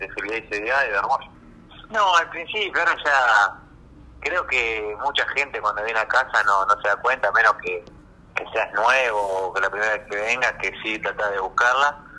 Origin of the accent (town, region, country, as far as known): Argentina